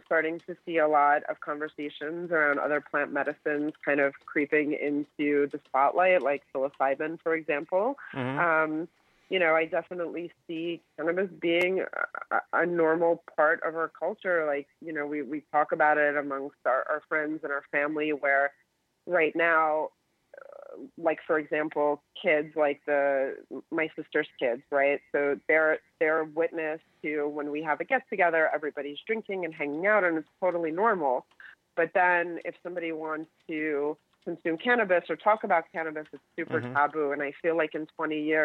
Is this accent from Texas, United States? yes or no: no; New York, United States; as a New Yorker